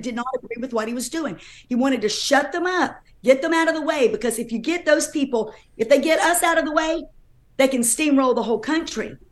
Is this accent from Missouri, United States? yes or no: no; North Carolina, United States; I'm from North Carolina